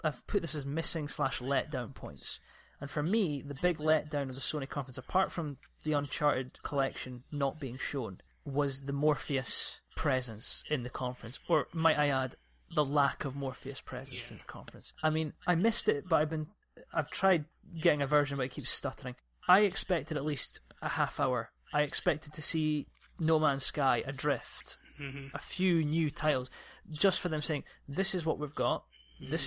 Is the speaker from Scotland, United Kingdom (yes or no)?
yes; Scotland, United Kingdom; I'm just a Scottish man